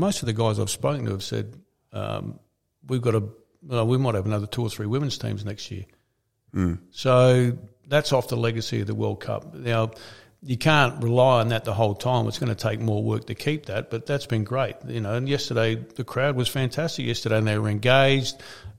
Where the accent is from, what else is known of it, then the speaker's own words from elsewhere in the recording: Adelaide, South Australia, Australia; also born or lived in Queensland / Sydney; I spent a spare bit of time in Sydney and I lived here in Adelaide. I grew up in Adelaide.